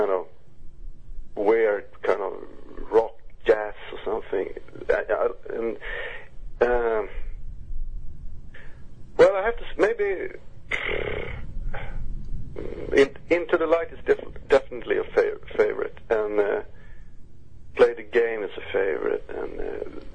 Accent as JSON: {"language": "English", "town": "Uppsala", "region": "Uppsala County", "country": "Sweden", "tie": "born or raised there", "said": "my hometown, Uppsala"}